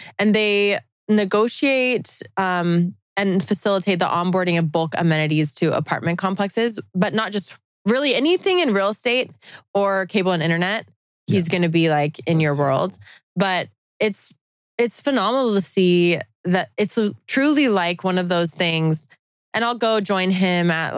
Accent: Utah, United States; I'm from Utah

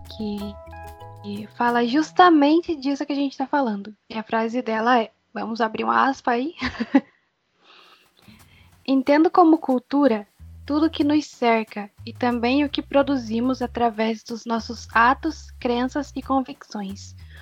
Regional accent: Brazil; o que nos identifica como brasileiros, por assim dizer, é a nossa cultura

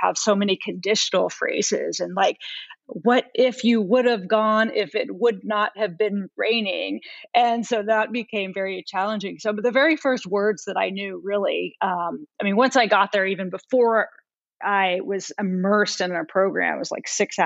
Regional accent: United States; also born or lived in Italy; I was the only American at the school

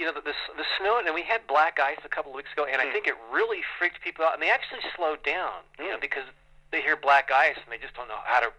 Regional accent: Watsonville, California, United States; My wife and I actually were born and raised here in the same town, which is kind of unusual.

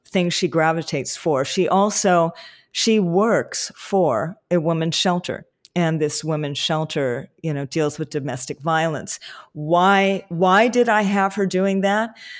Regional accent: Hawaii, United States; growing up in Hawaii

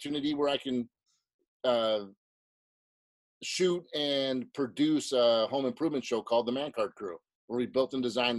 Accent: Chicago, Illinois, United States; I grew up in South Chicago.

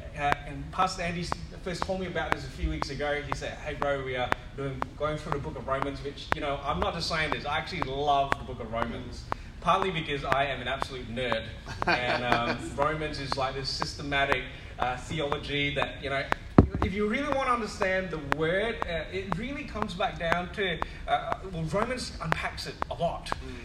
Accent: Western Australia, Australia; I mean, I come from West Coast Eagles territory.

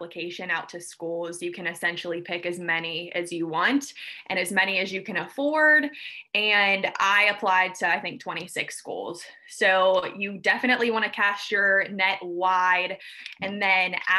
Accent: Pittsburgh, Pennsylvania, United States; I am from Pittsburgh originally

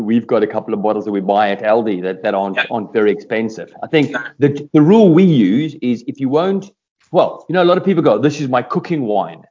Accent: South Africa; I'm South African

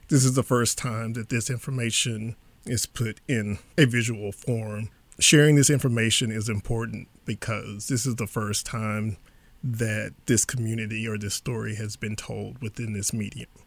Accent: Beaumont area, Texas, United States; growing up in this area, growing up in Texas, we all had Texas history

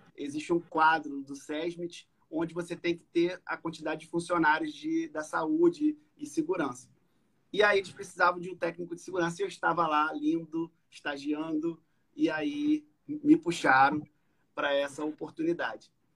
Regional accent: Macaé, Rio de Janeiro, Brazil; nascido e criado em Macaé

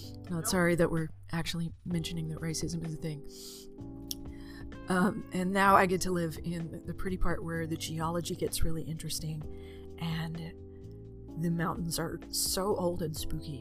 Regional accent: Southeast Arkansas, United States; when I was a child growing up in Christian Southeast Arkansas.

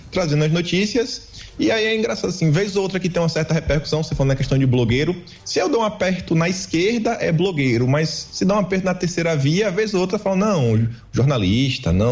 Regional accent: Feira de Santana, Bahia, Brazil; Sou de Feira de Santana

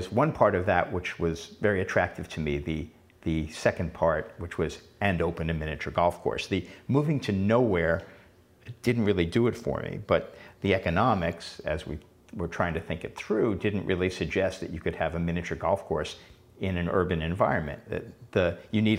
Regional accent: New York City, New York, United States; moved away; as a kid, growing up in Queens

